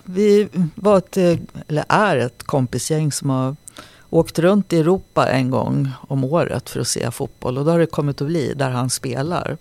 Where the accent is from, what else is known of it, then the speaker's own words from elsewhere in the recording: Nacka, Stockholm County, Sweden; also born or lived in Sollefteå / Vingåker / Halmstad; Jag växte upp i Nacka